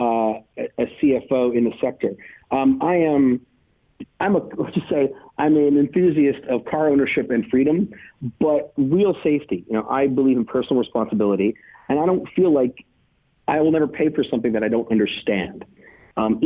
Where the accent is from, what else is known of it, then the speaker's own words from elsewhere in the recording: United States; I'm an American